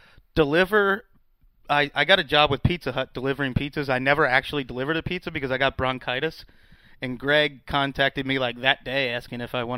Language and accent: English; Ohio, United States; moved away as an adult; also born or lived in Tybee Island, Georgia; now in Los Angeles, United States; Growing up in Ohio, you know, you're stuck in this provincial town.